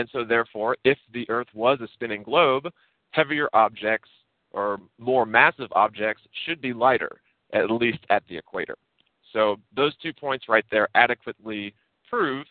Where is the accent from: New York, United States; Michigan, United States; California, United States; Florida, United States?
Florida, United States; also born or lived in Virginia; I grew up in Florida, and by the way, I was born in Virginia, moved to Florida when I was about 8